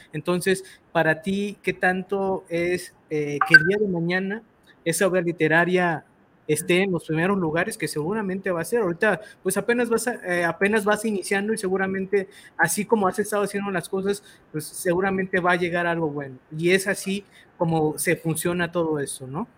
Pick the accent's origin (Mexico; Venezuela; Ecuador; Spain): Mexico; así somos los mexicanos